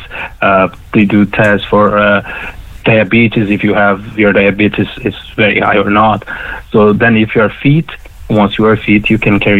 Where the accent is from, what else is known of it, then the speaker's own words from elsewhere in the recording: Brazil; English is a second language; moved away as an adult; now in Ireland; Because I'm South American.